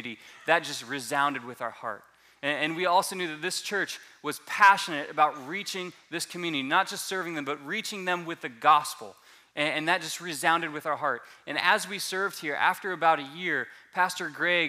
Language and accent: English; Southwest Florida, United States; moved away; I am originally from Southwest Florida